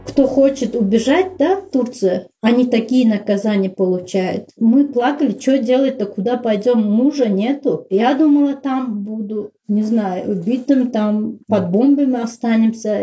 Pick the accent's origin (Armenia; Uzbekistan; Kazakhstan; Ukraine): Uzbekistan; Russian is a second language; moved away as an adult; also born or lived in Saint Petersburg / Syria; Я сказала, что я узбечка, я узбе- в Узбекистане живу